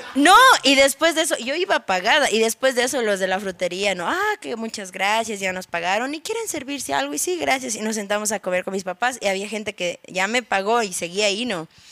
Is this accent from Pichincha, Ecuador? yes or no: yes; Quito, Pichincha, Ecuador; yo soy nacida en Quito